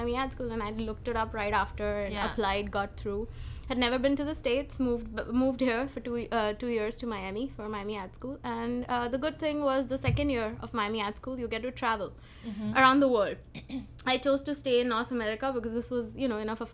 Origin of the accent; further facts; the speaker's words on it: Mumbai, Maharashtra, India; moved away; growing up in Mumbai